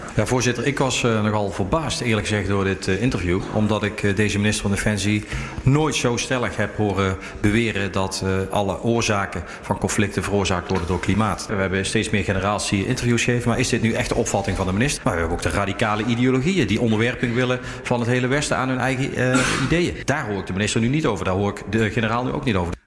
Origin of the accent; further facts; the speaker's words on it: Netherlands; als, als Nederlanders